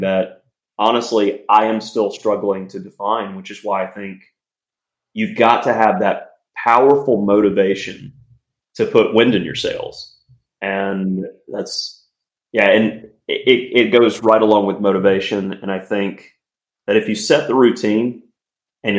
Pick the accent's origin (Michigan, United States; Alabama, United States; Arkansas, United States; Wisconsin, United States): Alabama, United States; my home state of Alabama